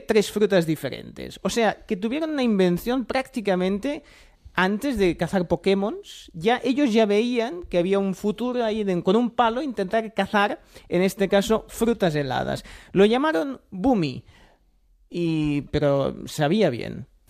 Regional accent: Catalonia, Spain; como buen catalán

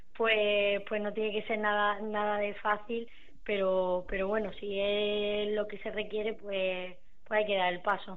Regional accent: Córdoba, Andalusia, Spain; yo soy de Córdoba, estoy estudiando allí

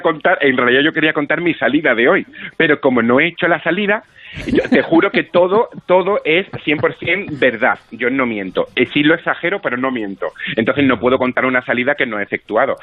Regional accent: Málaga, Andalusia, Spain; Yo soy malagueño de, de nacimiento y sí, trabajo aquí en un par de compañías de teatro

